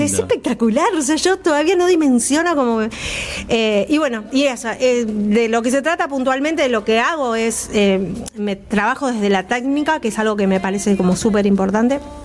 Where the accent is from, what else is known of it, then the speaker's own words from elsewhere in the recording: Rosario, Santa Fe, Argentina; moved away; yo soy rosarina de origen. igual cuando yo viví todavía no lo había, eh, en Rosario